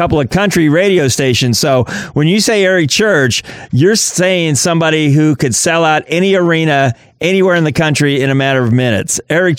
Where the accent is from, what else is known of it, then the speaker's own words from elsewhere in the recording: Midwest, United States; as a Midwesterner growing up on the sugar stuff